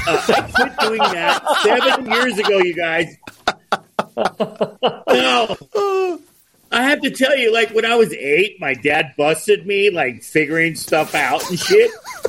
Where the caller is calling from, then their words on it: Colorado, United States; Yeah, Northwest Colorado in the mountains.